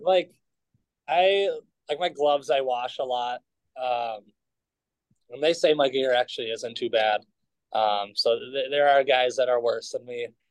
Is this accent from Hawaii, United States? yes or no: no; Edina, Minnesota, United States; growing up in Minnesota